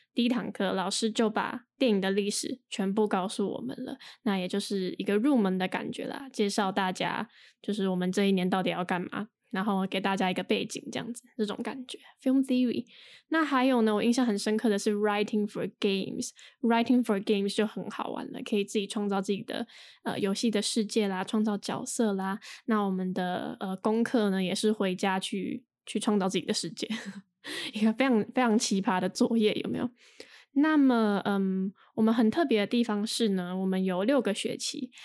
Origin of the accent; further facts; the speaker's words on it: Taiwan; 之前在，呃，台湾上就是比较传统的，嗯，国高中大学课